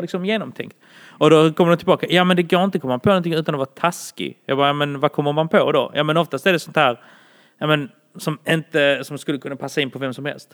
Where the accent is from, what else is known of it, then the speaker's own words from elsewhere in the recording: Malmö, Skåne, Sweden; jag är från Malmö men är ursprungligen från Bålda.